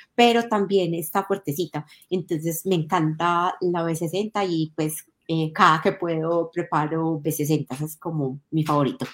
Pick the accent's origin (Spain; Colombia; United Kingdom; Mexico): Colombia; Medellín, Antioquia; also born or lived in La Estrella; nací en Medellín, que es una ciudad más conocida eh, por todas las personas.